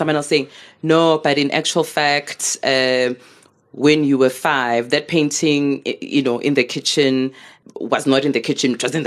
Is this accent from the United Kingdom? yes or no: no; Soweto, Gauteng, South Africa; I'm growing up in Midlands, Soweto.